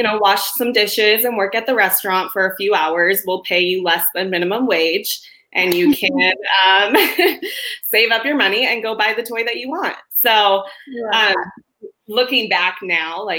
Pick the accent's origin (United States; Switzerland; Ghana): United States; Queen Creek, Arizona; I grew up in Queen Creek back when it was literally just dirt roads and farm fields